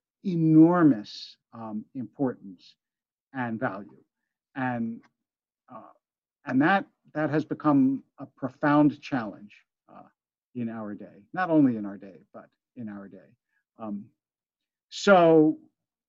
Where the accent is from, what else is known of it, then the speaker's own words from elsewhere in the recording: Philadelphia, Pennsylvania, United States; also born or lived in Harrisburg, Pennsylvania; Harrisburg, Pennsylvania, which is where I was born. I grew up in Philadelphia.